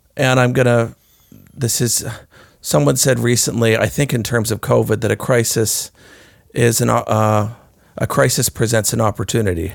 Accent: Canada; as Canadians

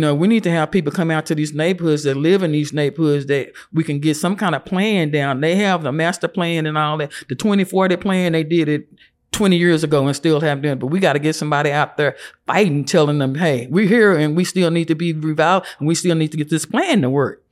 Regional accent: Lubbock, Texas, United States; moved away as an adult; also born or lived in Phoenix, Arizona; I grew up in Lubbock.

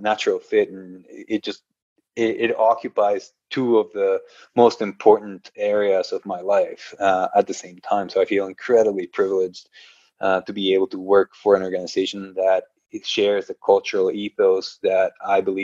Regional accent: Guatemala; moved away as an adult; now in United States; I was born and raised in Guatemala

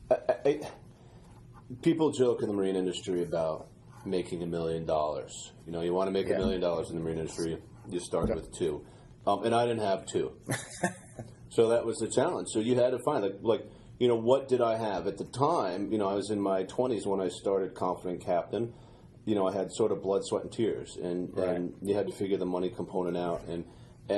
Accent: Wickford, Rhode Island, United States; I grew up in Wickford, and growing up in Wickford, you're near the water, mm-hmm. and I moved there when I was five

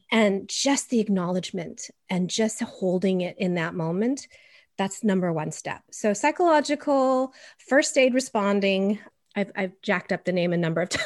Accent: Los Angeles, California, United States; I was raised in a Caucasian Swiss German household in California, in L A of all places

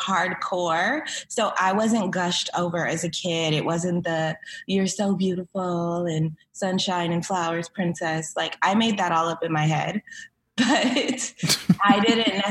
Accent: Cerritos, California, United States; also born or lived in Inglewood, California; I was born in Inglewood, but raised in Cerritos.

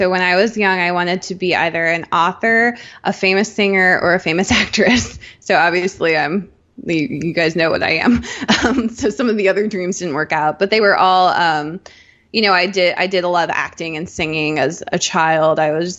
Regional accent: Rhineland-Palatinate, Germany; born there; I was born in Germany at near Ramstein Air Force Base. And we did two different tours there, and, you know, we did some tours in the US. So like I was constantly moving, with my family.

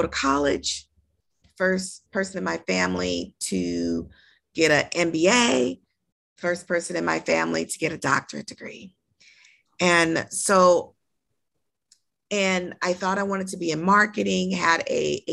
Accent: Los Angeles, California, United States; I'm born and raised in Los Angeles

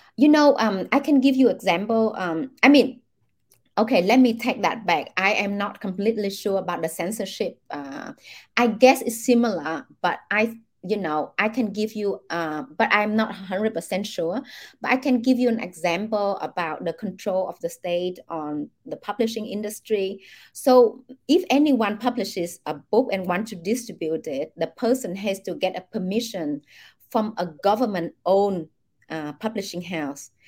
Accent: Vietnam; I grew up in Vietnam

